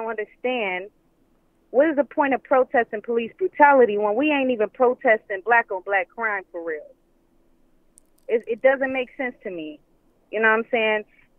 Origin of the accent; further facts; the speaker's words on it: Cleveland, Ohio, United States; now in Kissimmee, United States; I'm calling from Cleveland. Well, I'm actually calling from Kissimmee, but, you know, I'm from Cleveland, so I'm going to represent that.